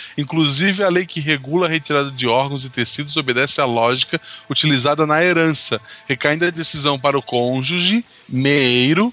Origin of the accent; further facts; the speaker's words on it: Florianópolis, Santa Catarina, Brazil; also born or lived in São José, Santa Catarina; eu sou de Florianópolis, naquele né, é lado. Eu vivi em São José por vários motivos aleatórios